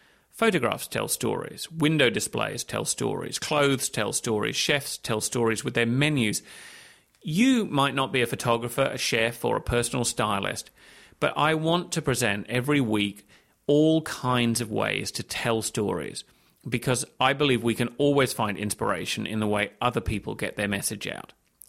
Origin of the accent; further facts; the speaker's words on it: Hong Kong; moved away as an adult; also born or lived in London, United Kingdom; I was born in London. My dad got a job in Hong Kong. We moved there when I was six. I went to school there, university in the UK, became a journalist, and so on.